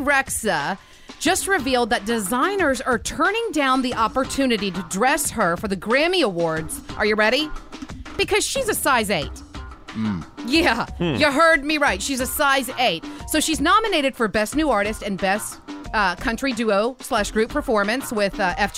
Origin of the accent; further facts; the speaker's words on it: Louisiana, United States; I am from Louisiana.